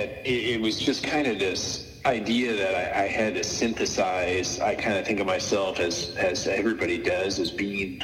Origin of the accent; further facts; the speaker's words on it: St. Louis, Missouri, United States; I am from St. Louis, but I just haven't spent as much time here over the last 5 or 6 years